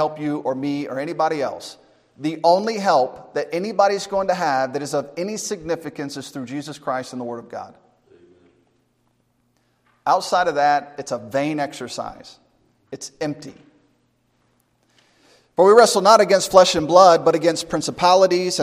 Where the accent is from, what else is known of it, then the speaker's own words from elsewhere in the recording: United States; being an American